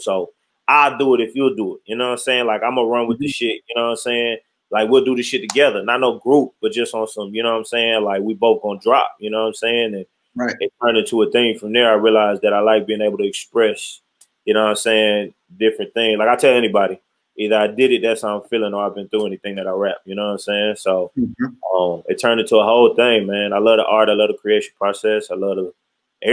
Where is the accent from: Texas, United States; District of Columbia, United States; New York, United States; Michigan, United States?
Michigan, United States; Detroit; Born and raised in Detroit